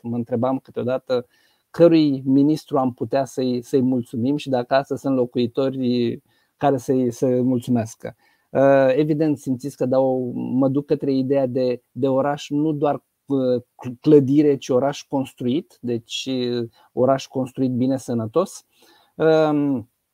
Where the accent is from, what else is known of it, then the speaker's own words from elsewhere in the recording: Romania; eu sunt din România